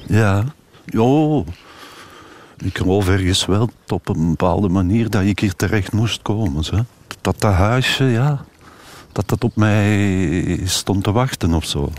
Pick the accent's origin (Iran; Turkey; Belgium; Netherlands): Belgium; Turnhout, Flanders; bij ons thuis in Turnhout